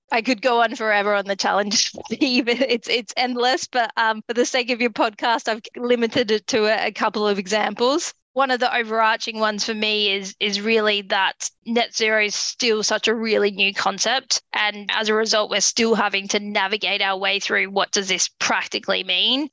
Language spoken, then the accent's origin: English; Australia; moved away; my home country in Australia